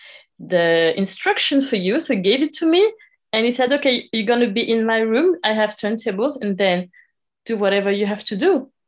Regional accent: Paris, Île-de-France, France; I was born and raised in Paris, France, and I live in France. So, you know, I'm moving all the time, but yeah, I live in Paris.

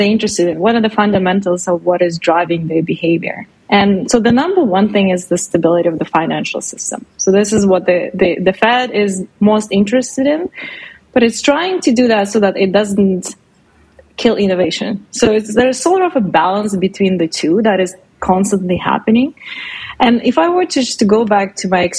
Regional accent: Russia; now in Canada; I'm originally from Russia

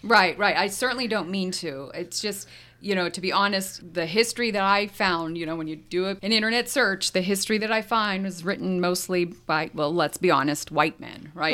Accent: United States; I, I grew up in America and I'm English speaking

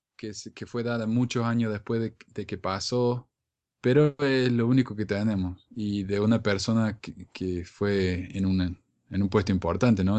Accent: Argentina; en mi país, en Argentina

